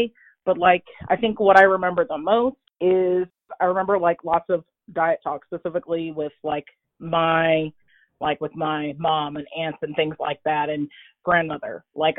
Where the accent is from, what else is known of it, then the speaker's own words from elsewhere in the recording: Oklahoma, United States; I'm a military brat, so I kind of, most of the time, I grew up in Southwest Oklahoma and kind of like lived everywhere, but I mainly grew up here in Southwest Oklahoma where I'm living now.